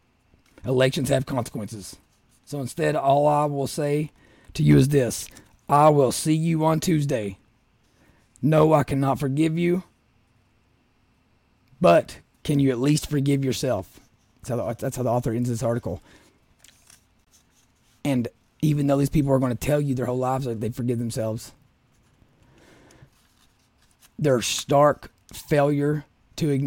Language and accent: English; Southeast Kentucky, United States; I'm from Southeast Kentucky